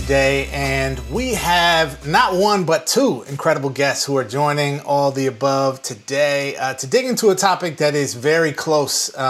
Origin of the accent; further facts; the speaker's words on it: Twin Cities of Minneapolis and St. Paul, Minnesota, United States; my hometown of the Twin Cities of Minneapolis and St. Paul, Minnesota